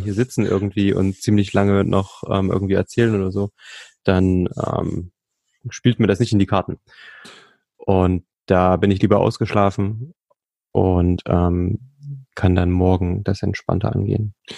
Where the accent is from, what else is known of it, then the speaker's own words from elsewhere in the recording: Thuringia, Germany; ich bin ja gebürtiger Thüringer